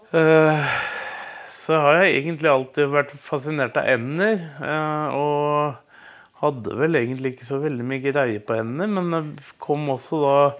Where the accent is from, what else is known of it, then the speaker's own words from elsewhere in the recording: Moss, Østfold, Norway; moved away as an adult; now in Skiptvet, Norway; Jeg er egentlig fra Moss og flytta opp